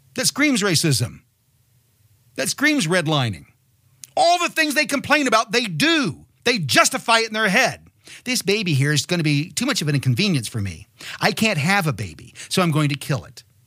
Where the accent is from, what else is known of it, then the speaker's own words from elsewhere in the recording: Martinsville, Indiana, United States; moved away; I'm originally from Martinsville, Indiana.